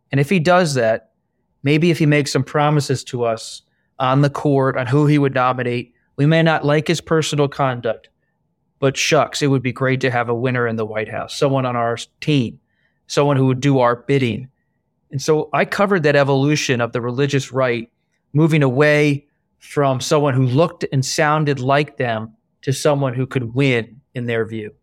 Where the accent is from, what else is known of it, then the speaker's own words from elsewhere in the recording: Bucks County, Pennsylvania, United States; also born or lived in England; my own childhood growing up in Bucks County, Pennsylvania, in suburban Philadelphia